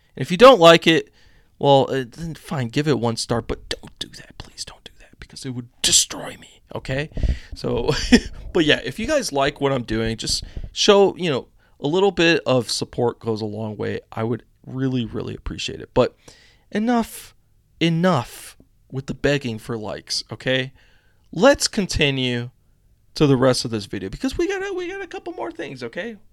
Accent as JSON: {"language": "English", "country": "United States", "said": "as an American citizen"}